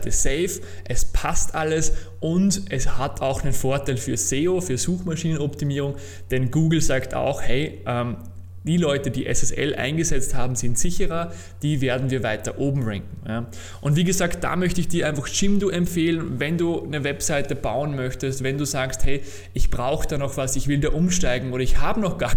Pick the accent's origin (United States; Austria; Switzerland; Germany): Austria; Naja, bei uns in Österreich zum Beispiel gibt es eine Verordnung von 2000